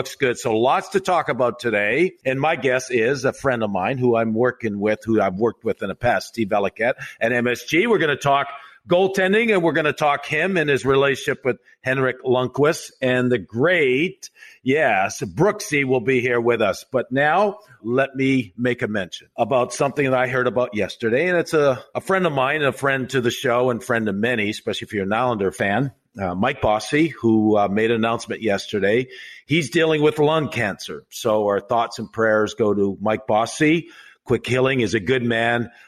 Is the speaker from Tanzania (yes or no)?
no; Canada; As a Canadian, I grew up watching Montreal, watching Toronto.